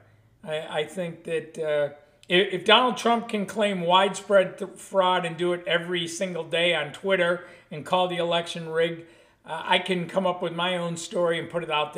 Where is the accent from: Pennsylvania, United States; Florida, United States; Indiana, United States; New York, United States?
New York, United States; Buffalo; I grew up in Buffalo, New York